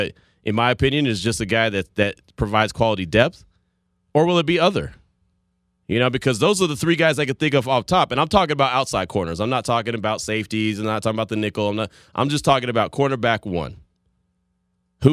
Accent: the Bay Area, California, United States; when I was growing up in the Bay

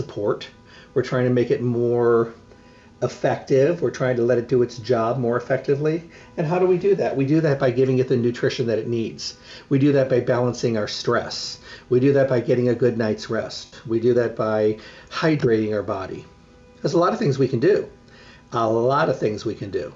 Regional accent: Midwest, United States; moved away; I grew up in the Midwest.

